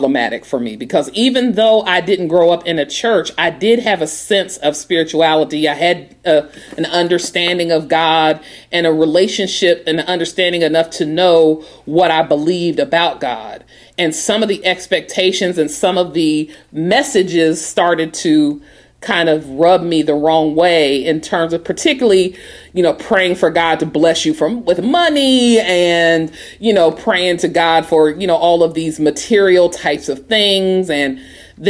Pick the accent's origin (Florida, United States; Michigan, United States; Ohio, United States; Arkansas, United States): Ohio, United States; Portsmouth; moved away as an adult; also born or lived in Washington, D.C.; And so I'm from Ohio. I came from Portsmouth, Ohio, small town, and went to Howard University for undergraduate